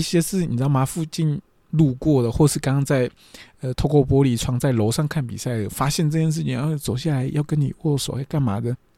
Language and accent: Chinese; Taiwan; 我就是一个台湾人啊，我不是日本人